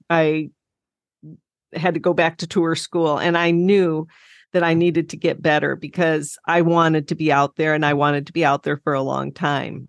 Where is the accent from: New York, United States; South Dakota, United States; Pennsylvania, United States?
South Dakota, United States; I grew up in South Dakota and I loved growing up there